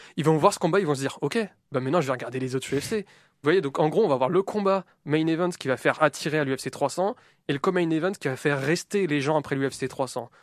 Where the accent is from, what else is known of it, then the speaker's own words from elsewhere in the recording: France; nous en tant que Français